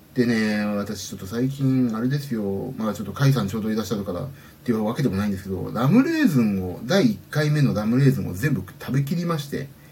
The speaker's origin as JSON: {"language": "Japanese", "region": "Kanagawa", "country": "Japan", "tie": "born or raised there", "said": "うちはねあのまあ言うと家の方バレちゃうんですけどあのサイクリングコースが割と近くてねそそこら辺ですよ神奈川県なんでうち"}